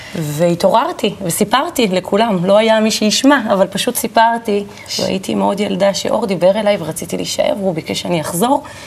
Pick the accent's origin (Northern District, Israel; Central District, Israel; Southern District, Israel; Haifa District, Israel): Northern District, Israel; Kiryat Tiv'on; גדלתי בטבעון